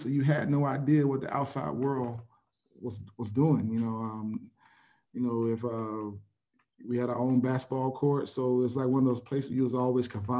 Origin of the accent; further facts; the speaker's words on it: Pompano Beach, Florida, United States; I grew up in Pompano Beach, Florida